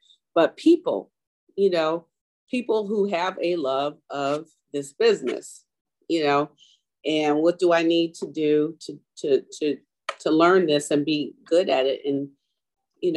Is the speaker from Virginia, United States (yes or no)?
yes; Richmond, Virginia, United States; moved away; also born or lived in Baltimore, Maryland; I grew up in Richmond, Virginia, I went to a HBCU